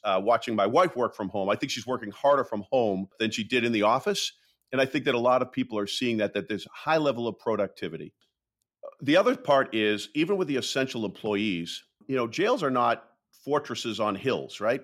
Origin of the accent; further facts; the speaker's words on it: Waltham, Massachusetts, United States; my hometown of Waltham